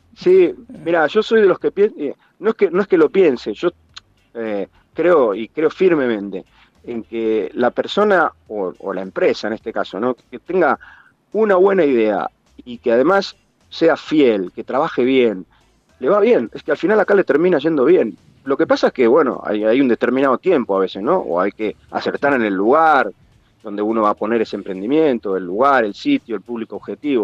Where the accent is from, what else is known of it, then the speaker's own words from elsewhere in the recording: 9 de Julio, Buenos Aires Province, Argentina; moved away as an adult; also born or lived in Mar del Plata; now in Valencia, Spain; dejé mi 9 de julio con 12 años, me fui a Mar de Plata, nos fuimos con la familia, después de Mar del Plata me volví a 9 de julio, me fui a Buenos Aires, me vine a España